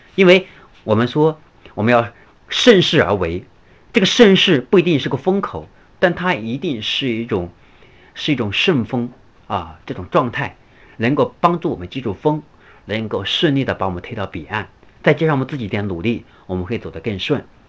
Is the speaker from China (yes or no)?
yes; China; 现在我们中国人，我们就是我们中国目前对价值、性价比的追求